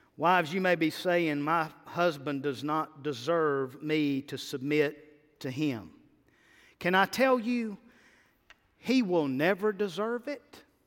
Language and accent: English; United States